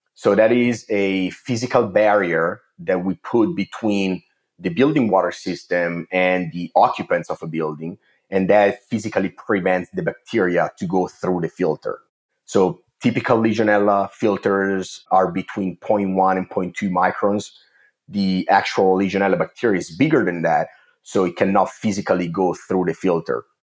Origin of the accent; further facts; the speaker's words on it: Italy; English is a second language; moved away as an adult; also born or lived in Milan; I'm originally from Italy. You can probably tell from my accent.